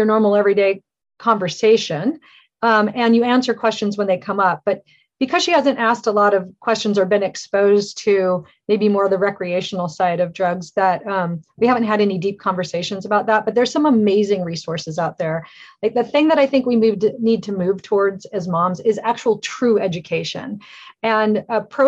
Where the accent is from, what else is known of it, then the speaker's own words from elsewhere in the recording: Alaska, United States; I grew up in Alaska and horses, and I was always running around outside.